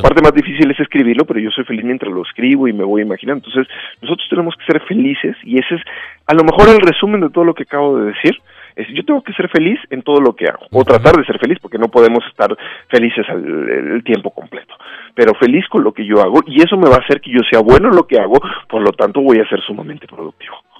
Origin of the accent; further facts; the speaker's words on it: Mexico; soy un mexicano